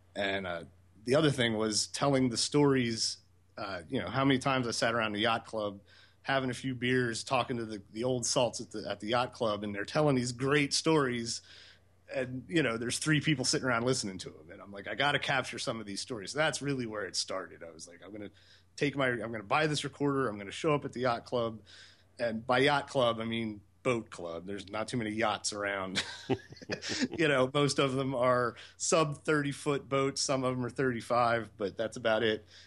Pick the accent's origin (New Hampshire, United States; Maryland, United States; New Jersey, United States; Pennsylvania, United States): Pennsylvania, United States; Lancaster; moved away as an adult; Lancaster, Pennsylvania, which is my hometown. I grew up there. I lived there up until two years ago.